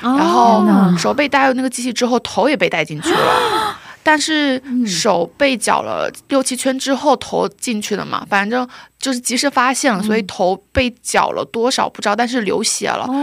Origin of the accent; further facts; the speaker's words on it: Xiamen, Fujian, China; moved away as an adult; now in South Korea; 现在，呃，在韩国读本科，然后我来自福建厦门